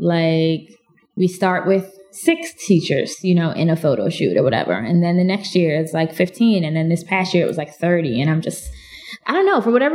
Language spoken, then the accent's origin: English; Clarion, Pennsylvania, United States; when I tell people I'm from Clarion, they're like, okay.